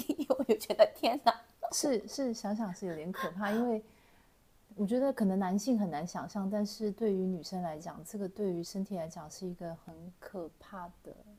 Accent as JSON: {"language": "Chinese", "country": "Taiwan", "said": "我是来自东南台湾的"}